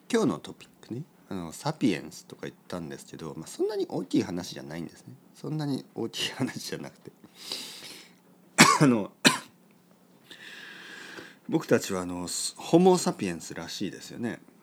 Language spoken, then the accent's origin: Japanese; Japan; 日本人です